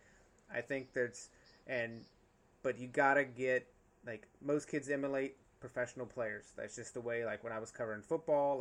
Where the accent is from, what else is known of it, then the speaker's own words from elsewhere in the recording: North Carolina, United States; I grew up in North Carolina, so lacrosse, my high school still does not have a lacrosse